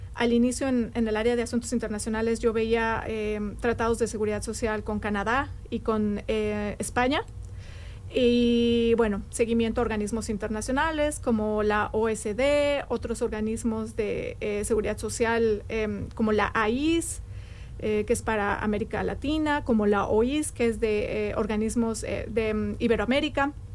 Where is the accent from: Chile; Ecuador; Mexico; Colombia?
Mexico; Mexico City; moved away as an adult; now in Bloomington, United States; yo nací en la Ciudad de México. Yo soy de México